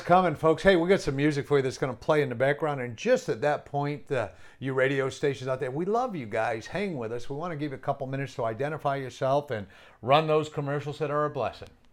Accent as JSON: {"language": "English", "region": "New England", "country": "United States", "tie": "born or raised there", "said": "I'm from New England, and I don't know why I talk fast, but I do. It's, it's just part of coming up in New England"}